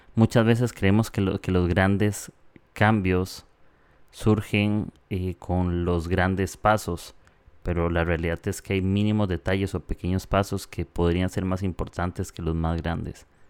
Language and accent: Spanish; Costa Rica; moved away as an adult; now in Peru; soy de Costa Rica. Ahorita estoy en Perú un tiempo, pero eh, soy de Costa Rica